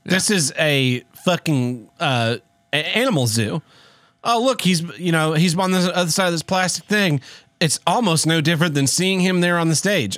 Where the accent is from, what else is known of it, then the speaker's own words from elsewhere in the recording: Tulsa, Oklahoma, United States; it was filmed in my hometown